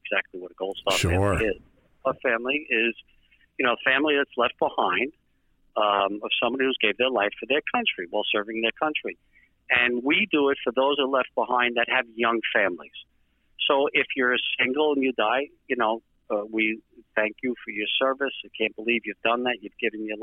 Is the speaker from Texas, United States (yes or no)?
no; New York City, New York, United States; my hometown, where Stephen was born, in Staten Island, New York